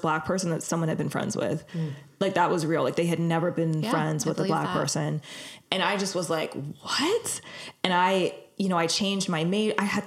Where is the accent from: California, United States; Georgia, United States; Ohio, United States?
California, United States; Los Angeles; I'm from Los Angeles. I was born and raised here